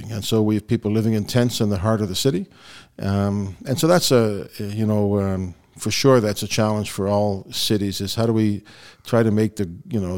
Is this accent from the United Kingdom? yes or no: yes; Belfast, Northern Ireland, United Kingdom; born there; Uh, so now, as I told you, I was born in Belfast